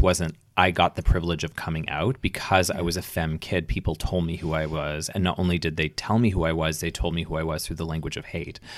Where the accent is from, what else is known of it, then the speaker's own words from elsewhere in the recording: Edmonton, Alberta, Canada; moved away; also born or lived in Toronto; growing up in Edmonton